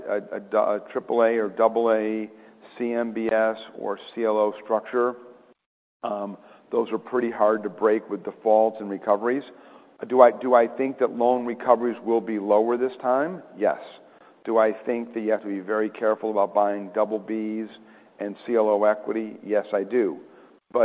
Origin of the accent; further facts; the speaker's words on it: Rochester, New York, United States; I grew up in Rochester, New York